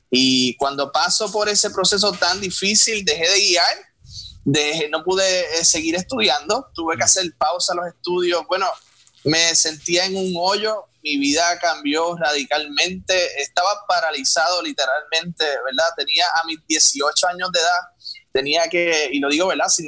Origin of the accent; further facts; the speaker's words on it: Puerto Rico; moved away as an adult; now in United States; soy un joven boricua que me mudé aquí a, los Estados Unidos hace casi ya un año con mi esposa, con mi hermano por acá